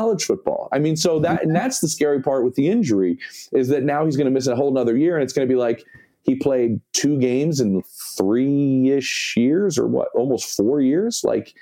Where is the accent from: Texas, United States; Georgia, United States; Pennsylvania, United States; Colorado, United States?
Pennsylvania, United States; Philadelphia; I'm from Philly